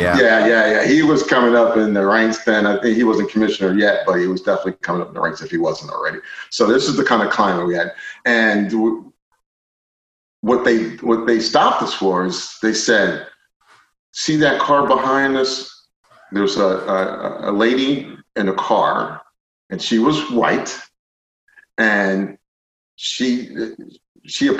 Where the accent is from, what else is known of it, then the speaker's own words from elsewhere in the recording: Philadelphia, Pennsylvania, United States; I grew up in Philadelphia